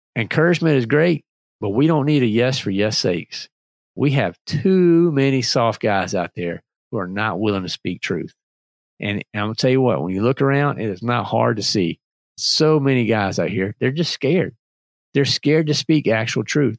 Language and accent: English; North Carolina, United States; also born or lived in Virginia; I'm from Virginia, but basically North Carolina uh, for for most of my life, we just speak the same language